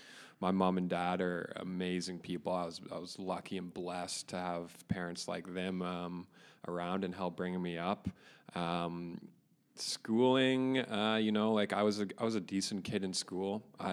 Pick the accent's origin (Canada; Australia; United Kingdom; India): Canada; Caledon, Ontario; I grew up in Inglewood